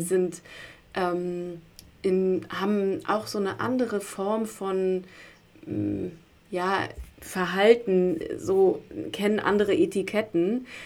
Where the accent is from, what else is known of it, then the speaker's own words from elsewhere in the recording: Berlin, Germany; ich bin in Berlin groß geworden